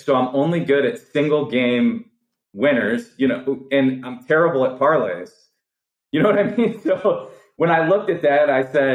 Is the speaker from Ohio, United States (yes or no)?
yes; Cleveland, Ohio, United States; moved away as an adult; now in Phoenix, United States; I'm from Cleveland, Ohio